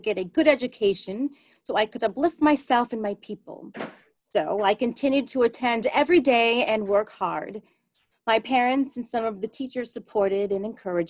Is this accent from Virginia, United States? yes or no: no; Springfield, Illinois, United States; a terrible race riot in my hometown of Springfield, Illinois, the first in a northern state in 40 years